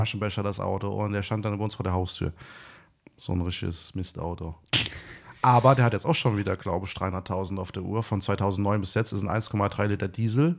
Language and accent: German; Eifel, Germany; moved away; also born or lived in Bad Camberg; bei uns in der Eifel